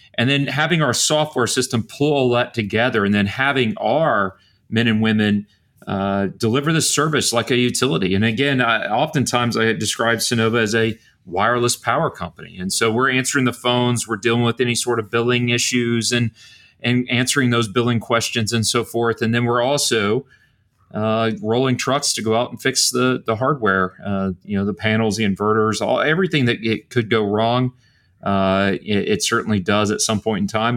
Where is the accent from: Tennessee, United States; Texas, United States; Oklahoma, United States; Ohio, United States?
Texas, United States; Bryan; I grew up in Bryan, Texas.